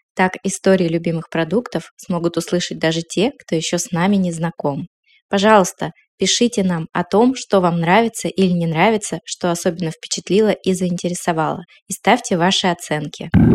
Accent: Northern Urals, Russia; в моем довольно несытном северно-муральском детстве

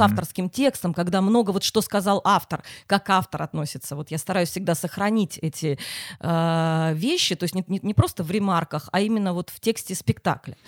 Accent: Simferopol, Crimea, Ukraine; now in Saint Petersburg, Russia; Я не из Питера. Откуда? Из Симферополя.

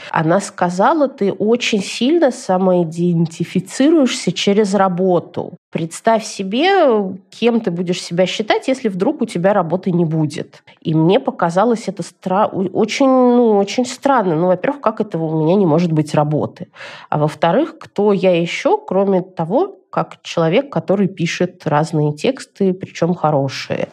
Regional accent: Moscow, Russia; moved away as an adult; now in Israel; я из Москвы

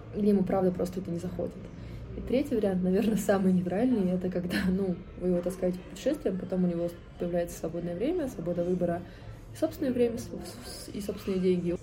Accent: Moscow, Russia; я родилась и живу в Москве

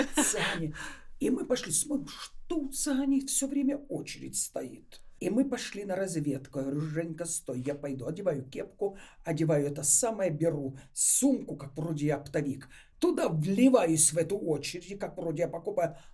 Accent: Ukraine; now in Moscow, Russia; Я сама из Украины. Вся молодость моя там на Украине прошла.

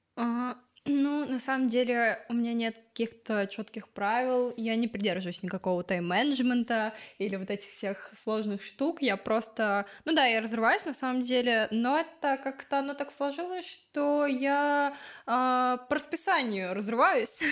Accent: Odesa, Odesa Oblast, Ukraine; я пошла в еврейский культурный центр, потому что я из Одессы

